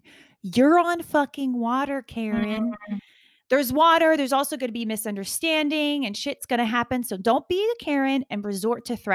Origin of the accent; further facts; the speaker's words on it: the American South, United States; I grew up in the American South